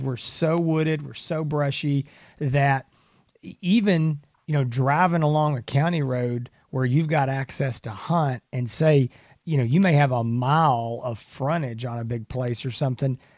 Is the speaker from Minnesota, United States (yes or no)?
no; Texas, United States; As a Texan